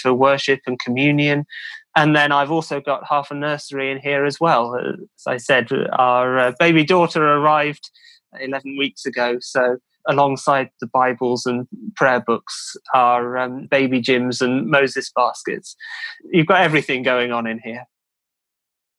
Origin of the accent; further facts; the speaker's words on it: Cheltenham, South West England, United Kingdom; now in Newmarket, United Kingdom; originally from Cheltenham in the UK, another racing town